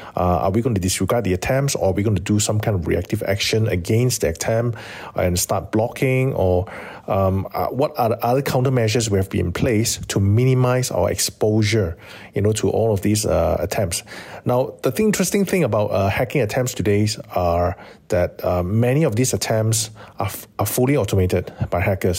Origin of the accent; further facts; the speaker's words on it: Malaysia; as a Malaysian and as a security practitioner